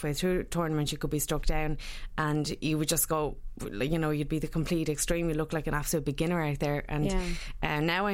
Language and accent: English; Sligo, Connacht, Ireland; moved away; I was originally from Sligo